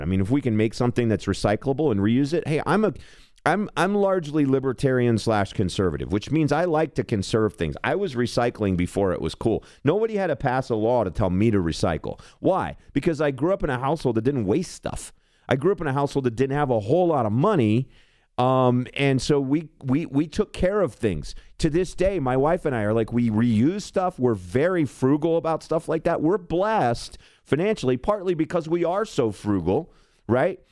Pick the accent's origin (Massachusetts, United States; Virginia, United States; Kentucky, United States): Kentucky, United States; rural; also born or lived in Louisville, Kentucky; now in Colorado, United States; the hinterlands in Kentucky, which is where I'm from